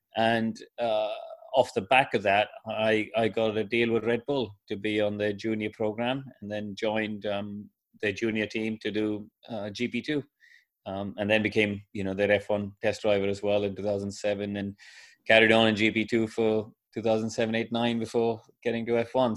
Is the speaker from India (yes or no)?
yes; India; when I grew up in India